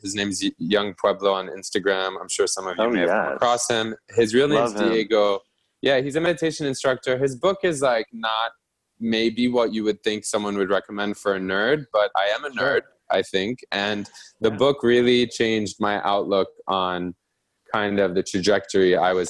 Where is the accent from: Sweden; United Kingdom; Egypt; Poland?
Egypt; also born or lived in Vienna, Austria / New York, United States; I grew up in Egypt for 10 years, but I can't pretend to speak with the insights of an Egyptian who grew up there their whole life. I've lived in New York for 10 years.